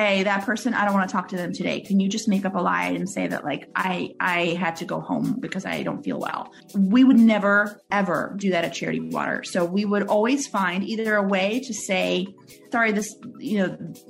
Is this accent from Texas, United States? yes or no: no; New York City, New York, United States; English is a second language; moved away as an adult; also born or lived in Russia; now in Pennsylvania, United States; We moved right to Brooklyn